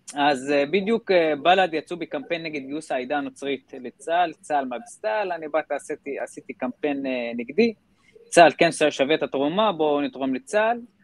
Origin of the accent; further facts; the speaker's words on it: Israel; גדלתי בכפר בדואי